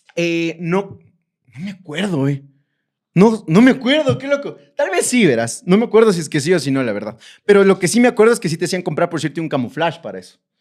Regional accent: Ecuador; yo como ecuatoriano

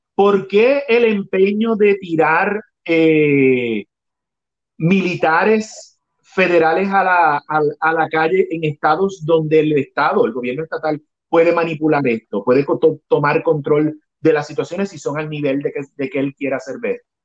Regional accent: Puerto Rico

